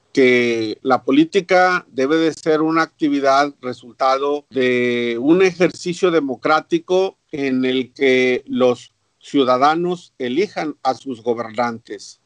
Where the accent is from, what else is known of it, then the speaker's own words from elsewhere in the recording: Piedras Negras, Coahuila, Mexico; cerca de mi pueblo natal, eh, ubicado en la ciudad de Piedras Negras, en el estado de Coahuila, al norte de México